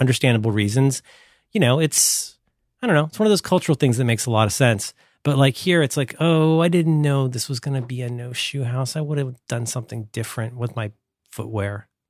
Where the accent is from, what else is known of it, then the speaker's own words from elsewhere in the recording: Florida, United States; moved away; I'm from Florida.